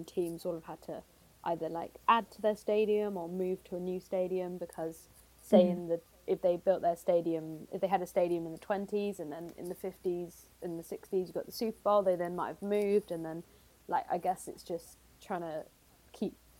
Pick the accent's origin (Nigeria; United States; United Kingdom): United Kingdom; England; in England we just go football